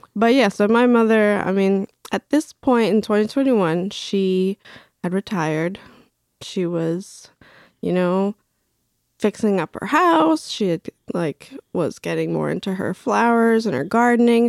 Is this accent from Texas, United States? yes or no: no; Craven County, Eastern North Carolina, United States; also born or lived in Bolivia; I grew up in Craven County, Eastern North Carolina